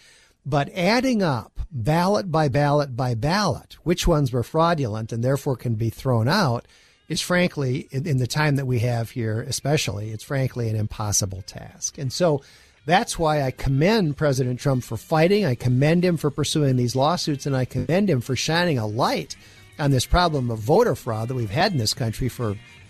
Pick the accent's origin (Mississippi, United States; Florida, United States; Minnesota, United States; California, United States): Minnesota, United States; my home state of Minnesota